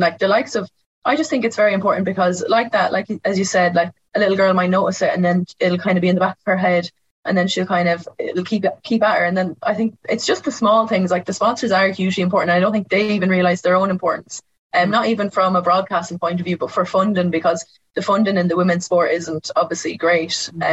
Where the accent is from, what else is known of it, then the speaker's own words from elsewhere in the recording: Roscommon, Connacht, Ireland; I'm from Roscommon